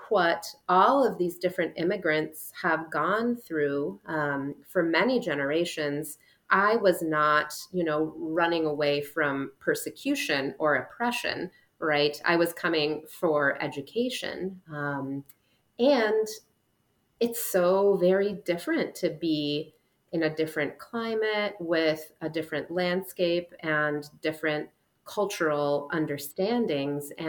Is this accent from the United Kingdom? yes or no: no; Trentino-Alto Adige, Italy; We're from the Dolomites, um, so very far north in one of Italy's five independent provinces that prior to World War One were part of the Habsburg Empire.